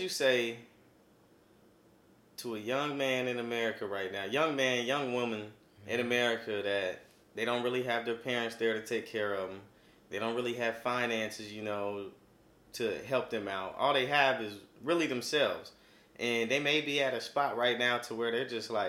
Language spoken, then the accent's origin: English; Kansas, United States; now in Missouri, United States; I'm from Kansas